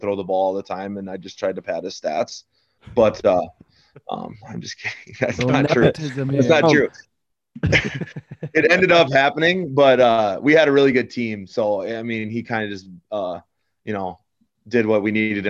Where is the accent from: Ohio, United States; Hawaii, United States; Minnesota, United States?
Minnesota, United States; St. James; moved away as an adult; now in Mountain Lake, United States; I'm disappointed in my hometown